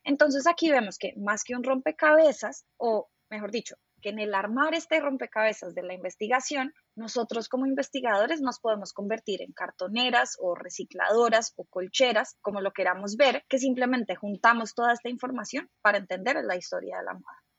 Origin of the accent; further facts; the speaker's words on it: Colombia; siento que es como mi responsabilidad como colombiana